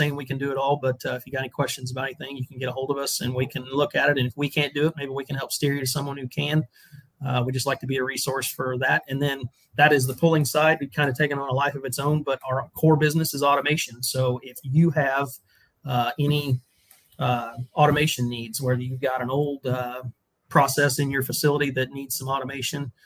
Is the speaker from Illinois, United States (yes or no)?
yes; Dieterich, Illinois, United States; I'm from Dietrich, Illinois